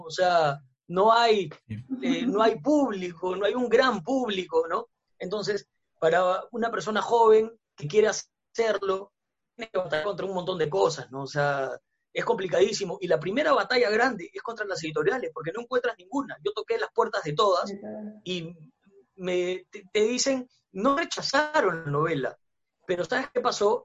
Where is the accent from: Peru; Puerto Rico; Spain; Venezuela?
Peru